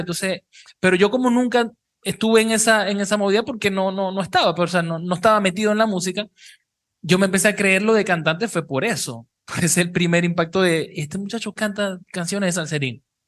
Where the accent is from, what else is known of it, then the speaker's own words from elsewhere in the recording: Cabimas, Zulia, Venezuela; now in Panama City, Panama; somos los tres de Cabimas y es como sentirse en casa